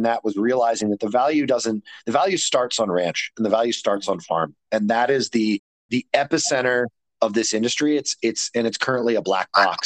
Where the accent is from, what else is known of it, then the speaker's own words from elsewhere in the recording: Maryland, United States; moved away as an adult; also born or lived in Australia / West Coast; now in Denver, United States; I grew up in Maryland